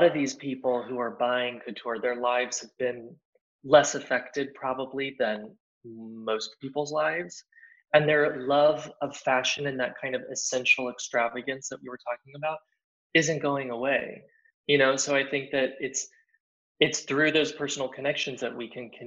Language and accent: English; Plano, Texas, United States; moved away as an adult; also born or lived in New York; now in Paris, France; being from Plano, Texas, being an American